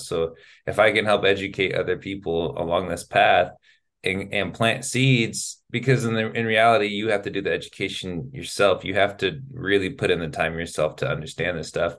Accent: Sacramento, California, United States; first language English; moved away as an adult; now in Spain; I'm from California, I'm from Sacramento. And so to be from Sacramento, California, to be born there

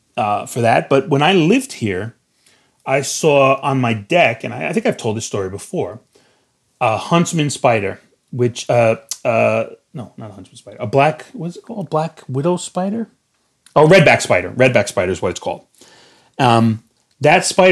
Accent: New York, United States; I'm from New York

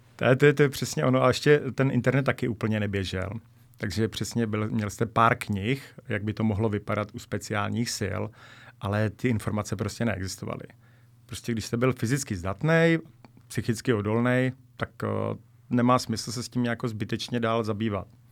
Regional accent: Bohemia, Czechia; jsem z Čech

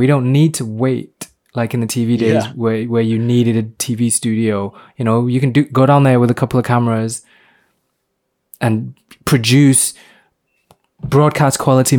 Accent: Myanmar; I was born in Myanmar.

